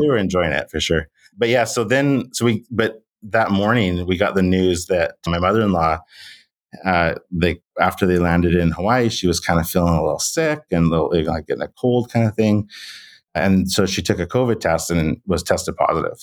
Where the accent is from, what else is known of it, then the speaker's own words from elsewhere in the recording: Canada; as a Canadian who, you know, had to take some French when I was in school